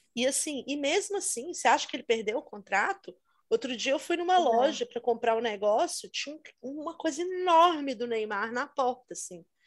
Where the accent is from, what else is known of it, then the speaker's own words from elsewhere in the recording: Brazil; now in England, United Kingdom; aqui na Inglaterra, muitas pessoas, ah, de onde você é? E quando eu falo Brasil